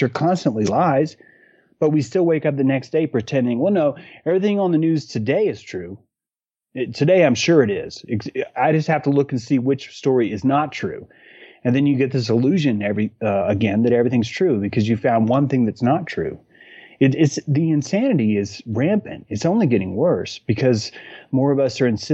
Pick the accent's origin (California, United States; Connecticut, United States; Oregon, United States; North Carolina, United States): North Carolina, United States; I'm a natural born human that happens to be in a place that these people call North Carolina